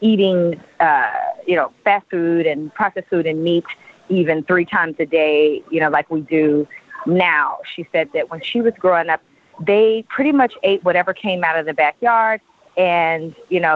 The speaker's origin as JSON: {"language": "English", "region": "Oklahoma", "country": "United States", "tie": "born or raised there", "said": "I was born and raised in Oklahoma"}